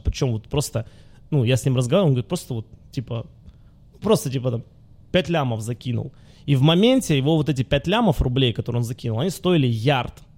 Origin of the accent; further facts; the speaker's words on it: Luhansk, Luhansk Oblast, Ukraine; moved away; я же родился в Луганске.